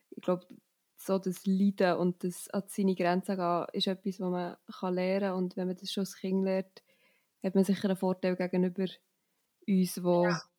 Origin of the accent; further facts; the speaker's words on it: Steffisburg, Bern, Switzerland; Ich komme aus Steffisburg in der Schweiz. Das ist sehr so am Rand vom Berner Oberland. Man sagt, oh, es ist jetzt Tor zum Berner Oberland. Also ich habe einen mega schönen Ausblick auf die Berge und bin auch hier aufgewachsen.